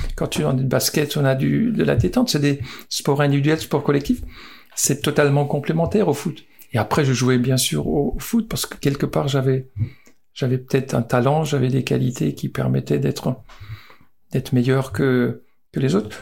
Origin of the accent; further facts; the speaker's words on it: Mommenheim, Grand Est, France; also born or lived in Bordeaux; je suis né euh, à Momenheim, un petit village euh, du, Bas-Rhin, et ma maison était à 50 mètres du terrain de foot